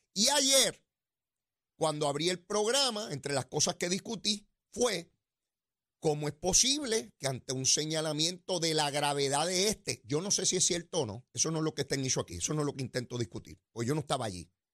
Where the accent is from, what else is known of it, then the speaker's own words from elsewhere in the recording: San Juan, Puerto Rico; yo soy de allí de Capetillo